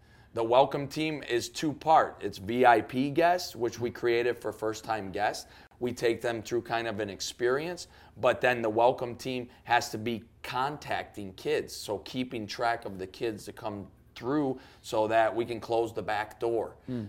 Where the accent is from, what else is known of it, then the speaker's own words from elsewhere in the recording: Chicago, Illinois, United States; I'm from Chicago